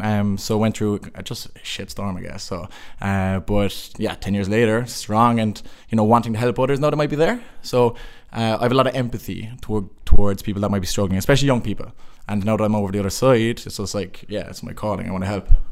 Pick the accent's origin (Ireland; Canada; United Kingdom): Ireland; Cork, Munster; moved away as an adult; also born or lived in Limerick; I'm from Cork